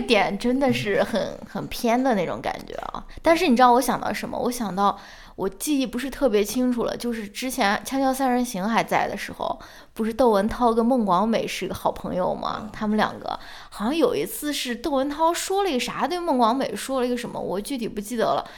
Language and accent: Chinese; China; 我们中国人